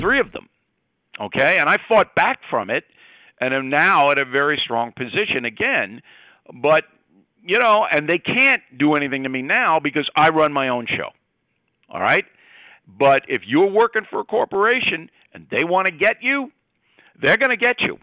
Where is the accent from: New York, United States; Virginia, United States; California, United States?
New York, United States; Levittown; also born or lived in Westbury, New York; I was born in Levittown, New York, which is a working class suburb